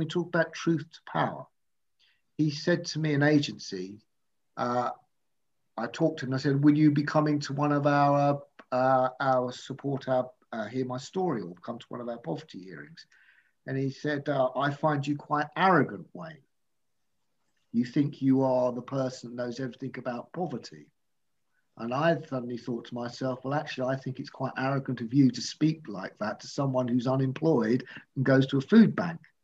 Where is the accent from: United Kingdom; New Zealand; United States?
United Kingdom; I'm from South